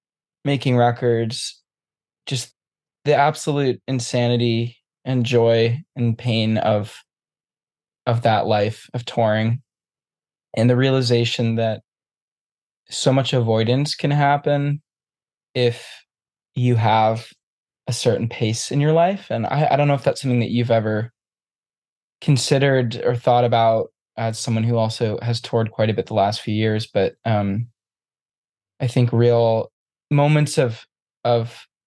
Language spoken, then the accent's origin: English; New England, United States; Which I grew up in New England, in a small town